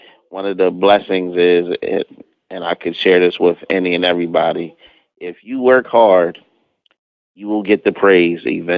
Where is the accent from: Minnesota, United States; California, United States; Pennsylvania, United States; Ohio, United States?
Pennsylvania, United States; Harrisburg; Or I was in Lancaster and I said I was from Harrisburg